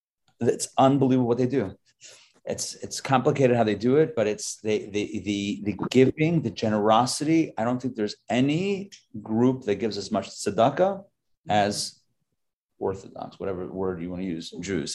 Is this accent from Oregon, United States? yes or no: no; Pittsburgh, Pennsylvania, United States; I grew up in Pittsburgh.